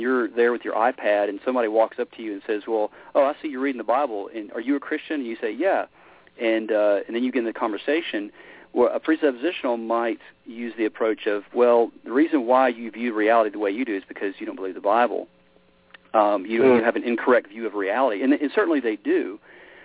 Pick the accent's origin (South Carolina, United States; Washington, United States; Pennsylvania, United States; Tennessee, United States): Tennessee, United States; Memphis; I grew up in Memphis, Tennessee. It's kind of where, my roots.